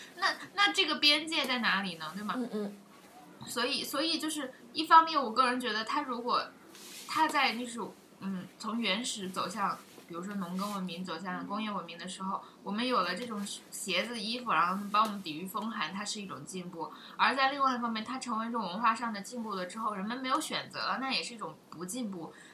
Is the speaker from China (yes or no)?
yes; China; 我们中国人都以为外国人比中国人要开放